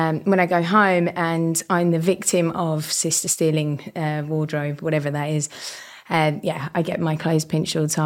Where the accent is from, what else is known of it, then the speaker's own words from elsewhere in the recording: village near Dartford, Kent, South East England, United Kingdom; accent: hybrid Estuary accent; I'm from a beautiful village just outside of Dartford on the border of Southeast London and Northwest Kent. And also borders Essex, which is where I get this dulcet tones of hybrid Estrian accent.